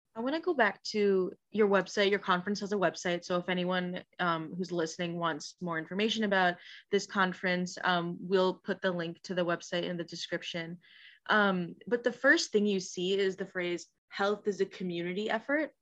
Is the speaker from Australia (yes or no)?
no; Des Moines, Iowa, United States; now in Iowa City, United States; I, I'm from Des Moines, uh, but I live in Iowa City